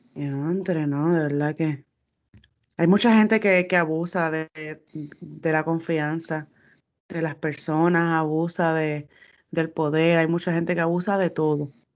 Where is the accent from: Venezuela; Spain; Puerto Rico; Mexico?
Puerto Rico; los puertorriqueños somos